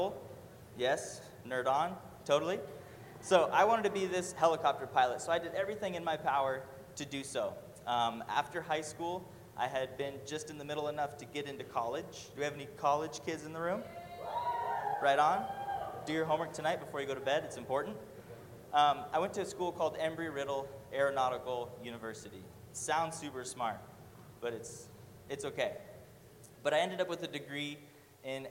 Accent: Murrieta, California, United States; I was born and raised in Murrieta, California

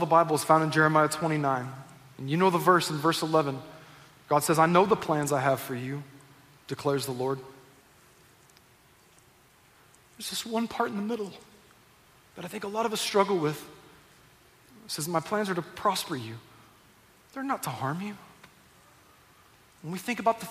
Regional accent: Southern California, United States; also born or lived in Northwest Arkansas; I was born in Northwest Arkansas. I grew up here in Southern California

